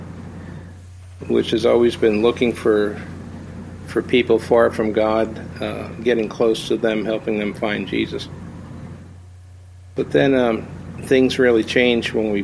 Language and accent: English; East Coast of the U.S., United States; also born or lived in Chicago area; now in Chicago, United States; We're from the East Coast of the U.S., but we have been out here